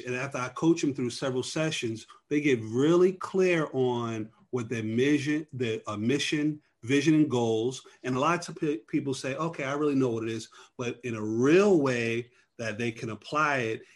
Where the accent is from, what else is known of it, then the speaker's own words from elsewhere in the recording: New York, United States; now in Atlanta, United States; I'm originally from New York.